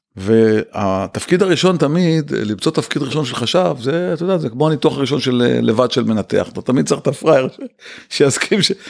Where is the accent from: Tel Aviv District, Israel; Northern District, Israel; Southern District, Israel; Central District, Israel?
Tel Aviv District, Israel; Ramat Gan; also born or lived in Bnei Brak / Kfar HaYarok; אני גדלתי ברמת גן, בני ברק רמת גן לסירוגין, אבל בגיל 13 וקצת עברתי לכפר הירוק